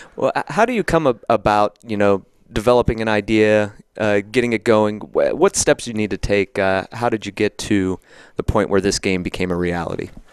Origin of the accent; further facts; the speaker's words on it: Somerset, Pennsylvania, United States; I grew up in Somerset, which is the other side